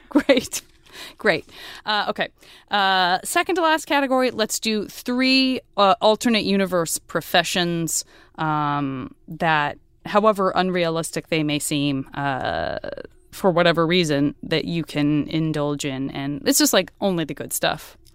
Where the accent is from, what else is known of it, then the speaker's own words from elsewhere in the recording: Tucson, Arizona, United States; I'm from Tucson